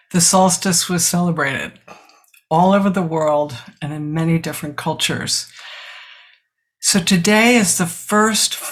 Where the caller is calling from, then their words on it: South Burlington, Vermont, United States; I'm a senior student at the Village Zendo, and I'm talking from South Burlington, Vermont.